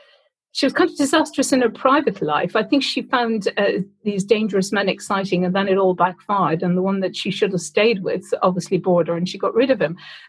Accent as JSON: {"language": "English", "country": "Ireland", "moved": "as an adult", "lives_now": "United Kingdom", "said": "Well, I came over from Ireland with a theatre company in 1986, and we played in the Old Vic"}